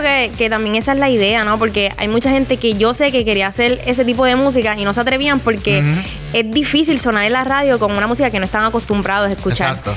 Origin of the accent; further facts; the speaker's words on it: Puerto Rico; aquí en Puerto Rico